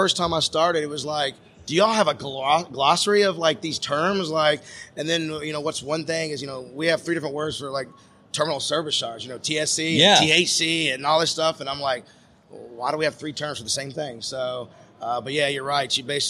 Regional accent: Franklin, Tennessee, United States; we grew up in Franklin, Tennessee.

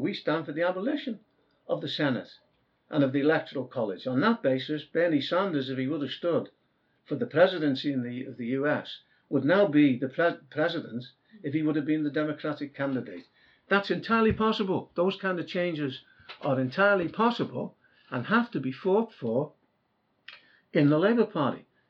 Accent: Merseyside, North West England, United Kingdom; I come from Merseyside itself

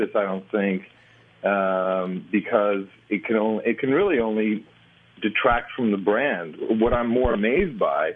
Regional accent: Amsterdam, North Holland, Netherlands; moved away; also born or lived in United States; I was born in the States but grew up in Amsterdam.

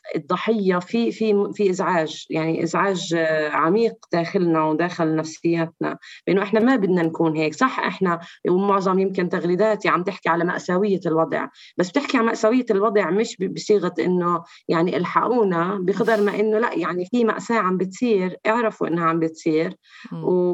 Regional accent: Palestine; ارائنا كفلسطينيين داخل فلسطين

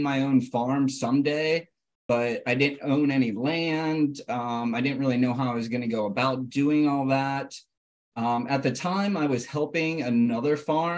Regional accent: Butler, Pennsylvania, United States; I grew up in Western Pennsylvania, in a small rural town called Butler.

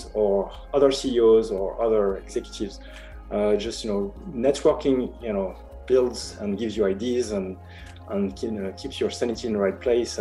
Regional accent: France; moved away as an adult; also born or lived in Paris / San Francisco; now in Los Angeles, United States; I'm from France originally, but I've been in the US for now the last 5 years.

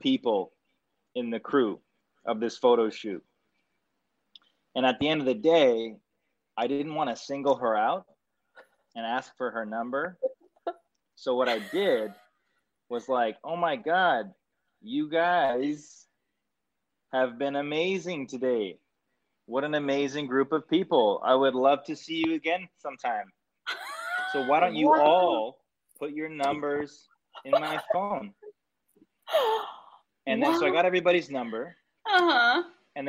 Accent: Canada; I'm Canadian and Italian

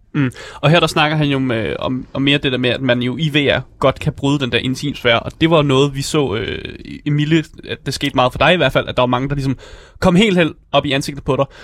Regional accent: Denmark; vi som danskere

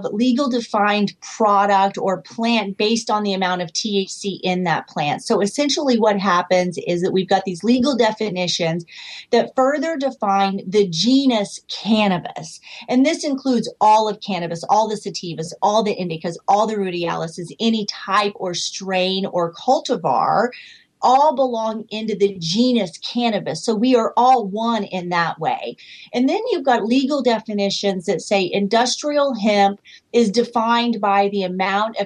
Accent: Joplin, Missouri, United States; moved away as an adult; now in Canada; I'm from Joplin, Missouri. I'm now up here in Canada. I've been here 15 years

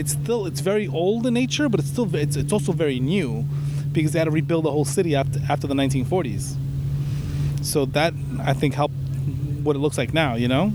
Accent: New York City, New York, United States; I'm from Queens

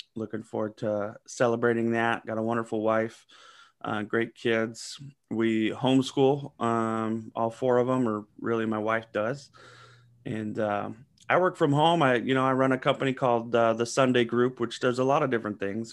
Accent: Southern California, United States; also born or lived in Seattle; now in Atlanta, United States; I grew up in Southern California

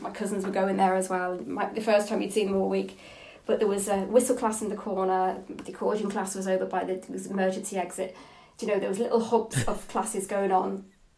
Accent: Coventry, West Midlands, United Kingdom; accent: English; moved away as an adult; also born or lived in Dundalk, Ireland; now in County Armagh, United Kingdom; I was born in Coventry, born and reared in Coventry, two Irish parents

